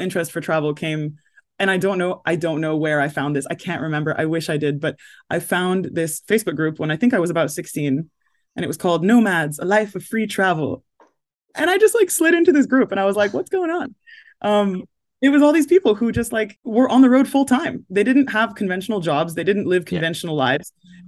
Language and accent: English; London, United Kingdom; accent: American; also born or lived in United States; And we lived in the US when I was a little kid, which is why I have this accent. But then I was born in London and then we moved to the US. We were there for 10 years and then came back to the UK